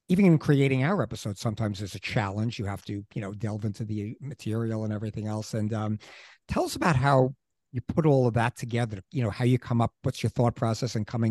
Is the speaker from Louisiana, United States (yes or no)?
no; New York City, New York, United States; growing up in Queens, right over the city line